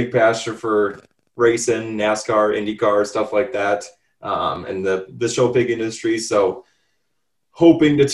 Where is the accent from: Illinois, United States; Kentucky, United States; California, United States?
Illinois, United States; Northern; we're both from Northern Illinois. Again, we both went to high school together